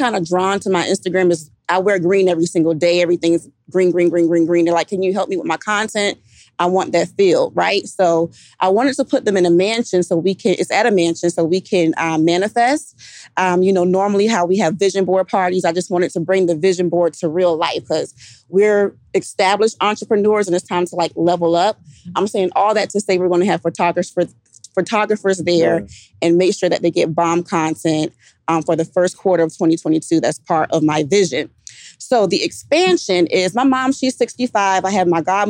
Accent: Savannah, Georgia, United States; moved away; I'm from Savannah, Georgia.

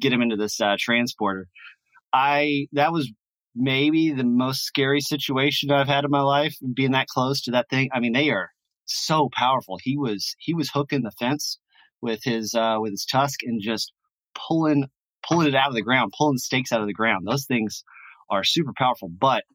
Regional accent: Louisiana, United States; I'm from Louisiana

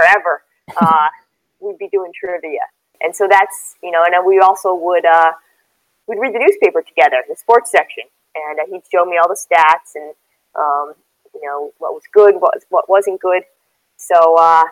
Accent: Connecticut, United States; I grew up in Connecticut, so I grew up a Husky fan.

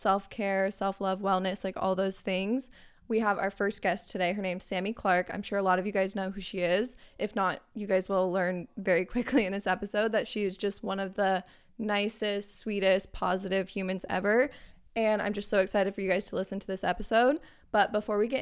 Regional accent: Arizona, United States; I'm actually from Arizona

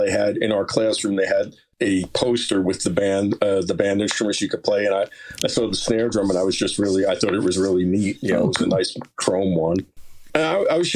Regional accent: Lyndhurst, New Jersey, United States; born or raised there; also born or lived in West Paterson, New Jersey; now in Haledon, United States

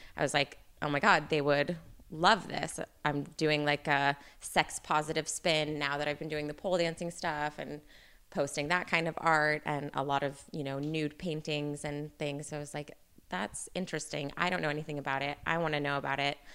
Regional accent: Northern California, United States; I'm, I'm from Northern California

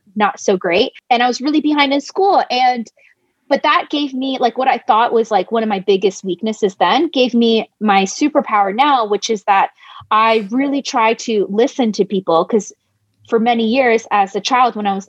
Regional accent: United States; I'm Chinese American

